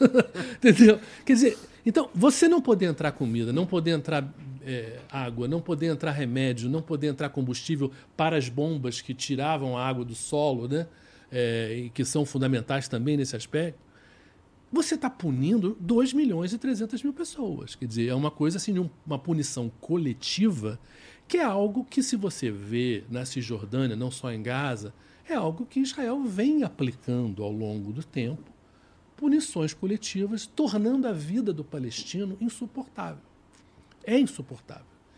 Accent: Rio de Janeiro, Brazil; eu sou do Rio

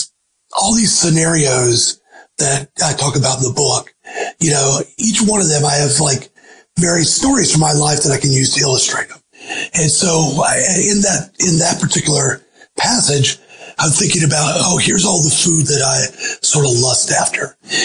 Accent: the South, United States; I certainly heard people saying that, growing up in the South.

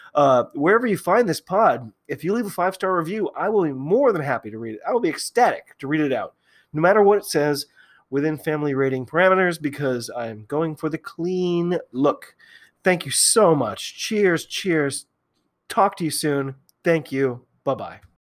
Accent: United States; I'm an American

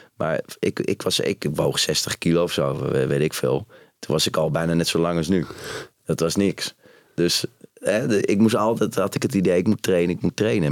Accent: Utrecht, Netherlands; ik ben opgegroeid in Utrecht

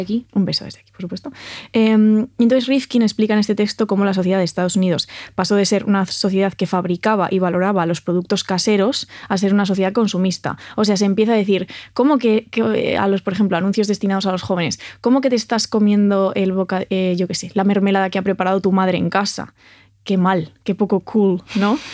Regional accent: Santiago de Compostela, Galicia, Spain; moved away; mi ciudad natal, que es Santiago de Compostela

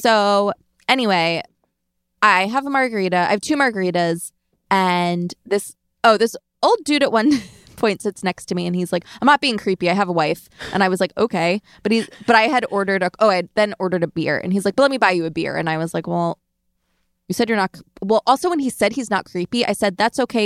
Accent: Long Island, New York, United States; I'm from Long Island.

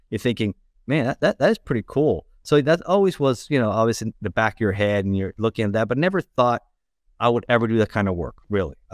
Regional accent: Miami, Florida, United States; also born or lived in Los Angeles, California; I was born in Los Angeles, in, in California, uh, but raised in South Florida, in uh, Miami.

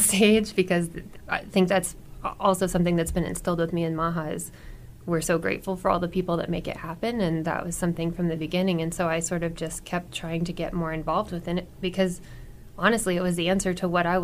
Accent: McCook, Nebraska, United States; Growing up in McCook, singing in church was a huge deal

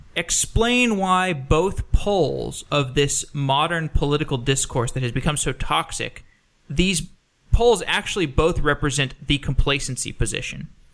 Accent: Austin, Texas, United States; I grew up in Austin. I spent 23 years there

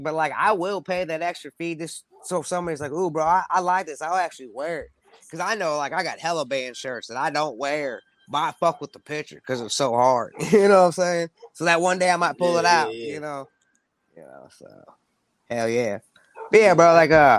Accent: Midwest, United States; Because, you know, I'm from the Midwest, so, you know, there's the South, there's the East Coast, West Coast. You know, like, to me, you know, Midwest ain't got no coast

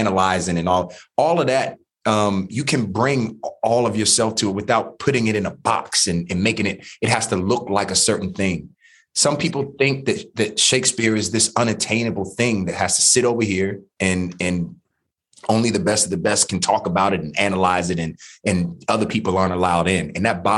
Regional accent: Washington, District of Columbia, United States; growing up in DC public schools

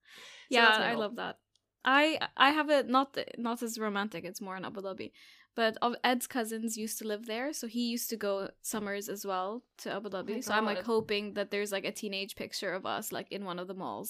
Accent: Catalonia, Spain; English is a second language; As a curious fact, I am from Catalonia, and here, instead of St. Valentine, we celebrate St. Jordi, which is on April 23rd.

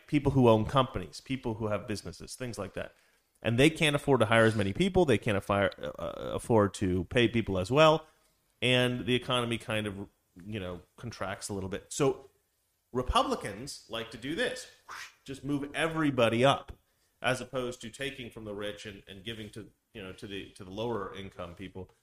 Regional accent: Salem, Oregon, United States; where I grew up in Salem

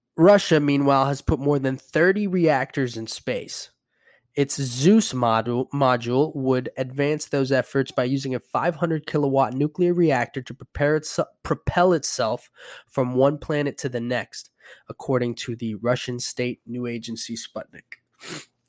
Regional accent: Puerto Rico; moved away; I'm from Puerto Rico

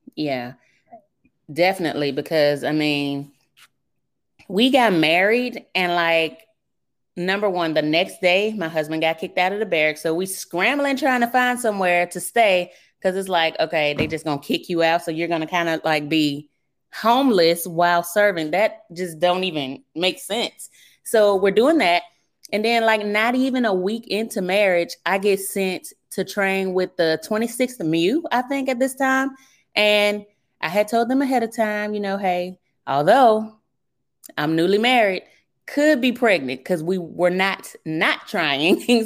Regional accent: Birmingham, Alabama, United States; accent: southern; moved away; originally, I'm from Birmingham, Alabama. That's where I grew up

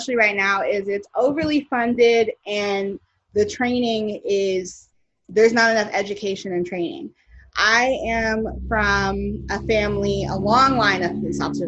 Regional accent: Louisville, Kentucky, United States; now in Los Angeles, United States; Louisville, that is my hometown

